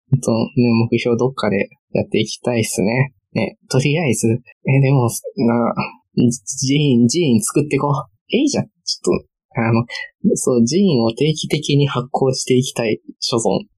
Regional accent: Kansai, Japan; moved away as an adult; now in Tokyo, Japan; 大阪やしさ、その地元が近い問題だからさ。

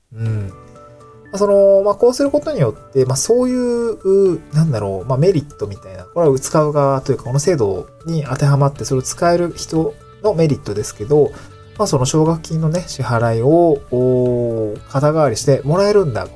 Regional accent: Niigata, Japan; also born or lived in Tokyo; now in Awaji Island, Japan; 僕の実家がある新潟県

